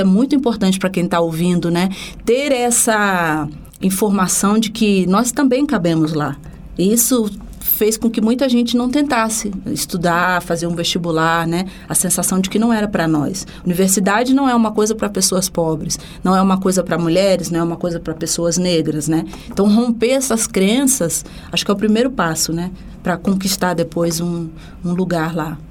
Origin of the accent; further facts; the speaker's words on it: Rio de Janeiro, Brazil; sou do Rio de Janeiro, de um bairro chamado Coqueiros